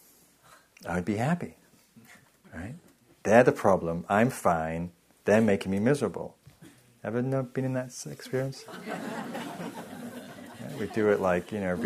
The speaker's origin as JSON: {"language": "English", "region": "England", "country": "United Kingdom", "moved": "as an adult", "lives_now": "United States", "said": "I'm from England"}